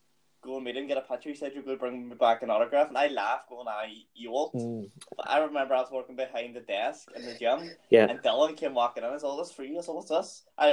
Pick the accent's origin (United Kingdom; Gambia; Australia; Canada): United Kingdom; Strabane, Northern Ireland; moved away; we're all from Strabane.